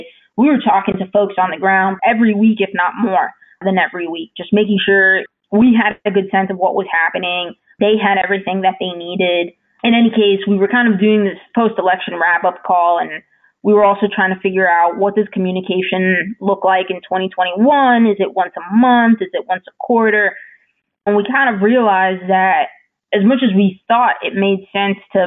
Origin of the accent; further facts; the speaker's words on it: New Jersey, United States; moved away; I'm originally from New Jersey